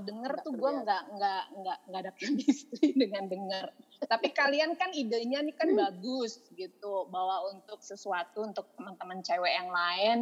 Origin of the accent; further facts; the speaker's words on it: Jakarta, Indonesia; also born or lived in Malang; gedenya Jakarta sih, cuma numpang lahir doang di Malang